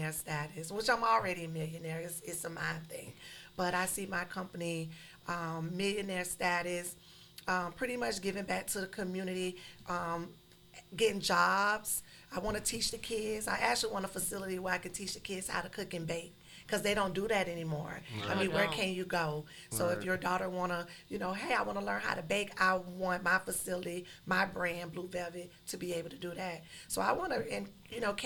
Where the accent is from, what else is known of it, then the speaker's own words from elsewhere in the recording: Lakeland, Florida, United States; also born or lived in Miami, Florida; I'm from Lakeland. I be in Lakeland. I'm here in Miami. I'm back and forth